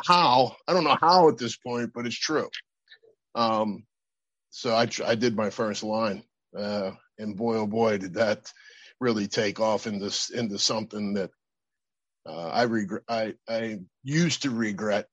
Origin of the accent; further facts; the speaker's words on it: Pittsburgh, Pennsylvania, United States; also born or lived in Berlin / Florida; I went back home to Pittsburgh after a 4 year military career there